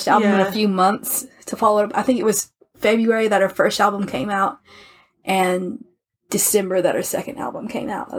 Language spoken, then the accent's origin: English; the American South, United States; I'm an American from the South